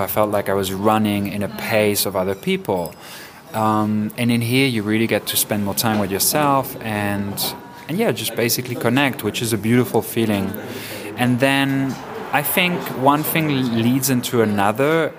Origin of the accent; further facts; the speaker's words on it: Ibiza, Balearic Islands, Spain; moved away; also born or lived in Germany / Switzerland / Barcelona / London; I was born in Ibiza in the late 70s, um, mixed parents, uh, Argentinian and Swiss. And I grew up in Ibiza in my childhood, but then moved to uh, Germany and Switzerland, where I spent 10, 12 years of my life.